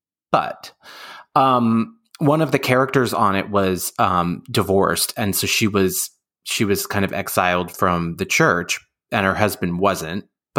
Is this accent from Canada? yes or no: no; Oakland, California, United States; I'm from Oakland. We have a big Mormon temple and it did know Mormon people growing up